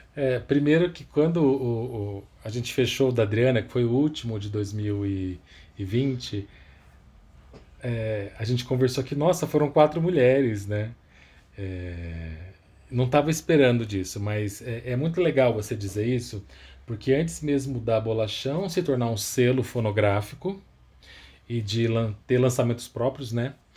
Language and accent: Portuguese; Campinas, São Paulo, Brazil; now in São Paulo, Brazil; eu nasci em Campinas, é, no interior de São Paulo. Hoje eu moro aqui em São Paulo, capital.